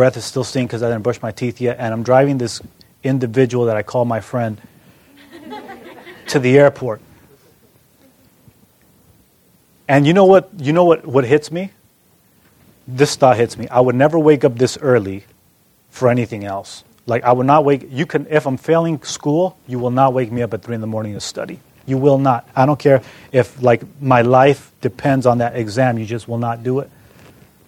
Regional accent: California, United States; moved away as an adult; also born or lived in Ann Arbor, Michigan; I come from California

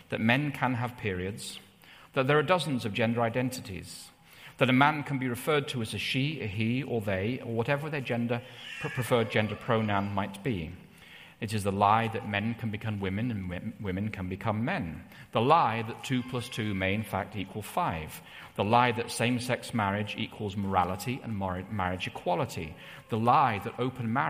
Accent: England, United Kingdom; when I was growing up in England, it was in the 1980s.

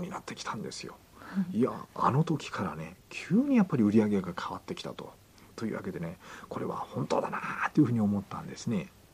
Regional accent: Kyushu, Japan; 九州の、えー、あれですね出身なんですけども

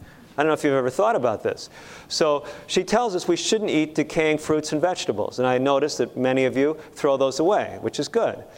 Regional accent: Chicago, Illinois, United States; I grew up in Chicago.

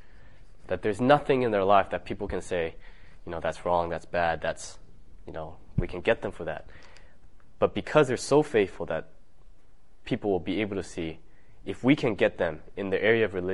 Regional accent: California, United States; I'm from California

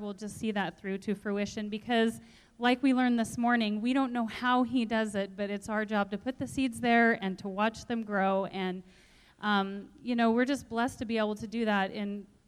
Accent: Hermosa, South Dakota, United States; I'm from Hermosa, South Dakota. My husband and I own and operate a small market garden there.

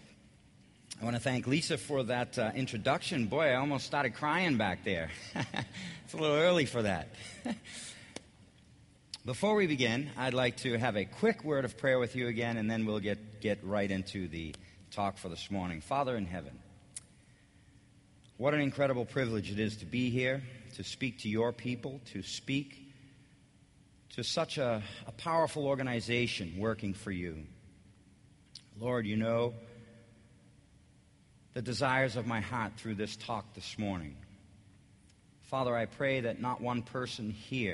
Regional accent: Boston, Massachusetts, United States; I'm from the Boston area. I lived all around Boston. I figured it out. I had lived in 13 cities around Boston before I was in the sixth grade.

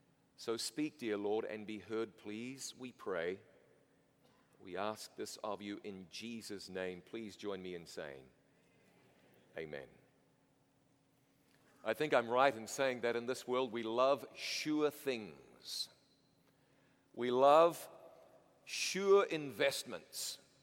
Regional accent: New Zealand; I'm from New Zealand originally.

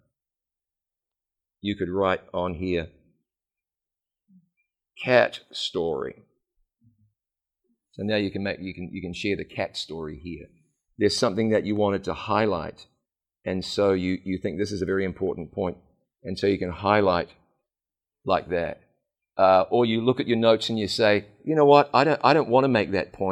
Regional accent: New Zealand; I'm just New Zealander enough

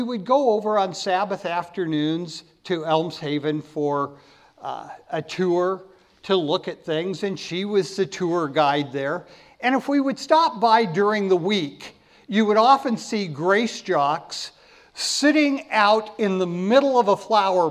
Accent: Napa Valley, California, United States; I had the privilege of growing up in the Napa Valley

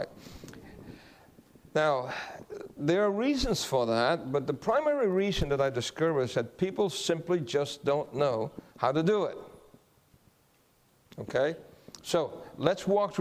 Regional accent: Guam; I'm from Guam also.

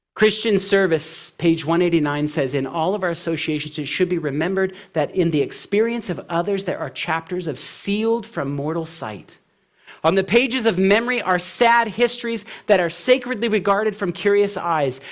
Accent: California, United States; now in Tennessee, United States; I'm from California through and through. When I moved to Tennessee

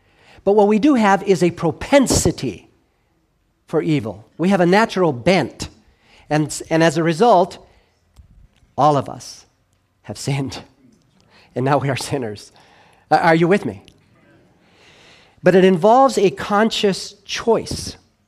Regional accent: Los Angeles, California, United States; You know, when I grew up in Los Angeles, it wasn't an uncommon scene to see police officers approach a door

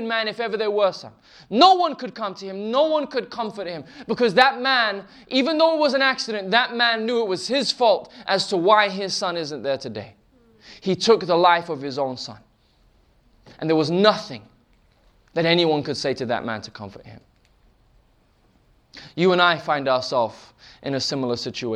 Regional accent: England, United Kingdom; We're from England, we do tea.

